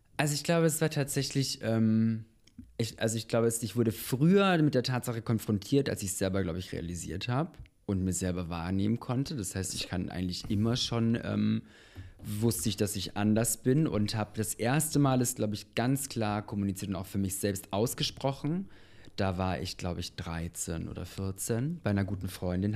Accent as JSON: {"language": "German", "town": "Munich", "region": "Bavaria", "country": "Germany", "tie": "born or raised there", "also_born_or_lived": "Bosnia", "moved": "as an adult", "lives_now": "Berlin, Germany", "said": "Ich bin in äh, München geboren."}